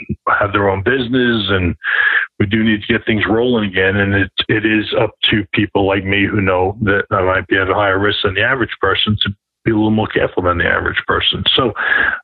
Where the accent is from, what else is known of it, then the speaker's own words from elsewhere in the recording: New York, United States; as a New Yorker